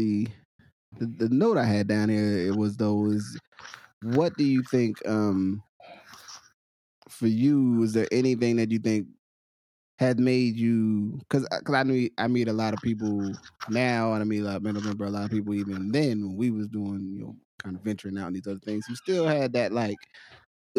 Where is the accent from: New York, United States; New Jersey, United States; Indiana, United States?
New Jersey, United States; Willingboro; growing up in Willimboro